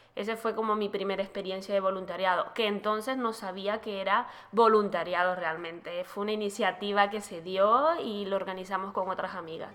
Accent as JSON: {"language": "Spanish", "country": "Panama", "said": "En mi país, Panamá"}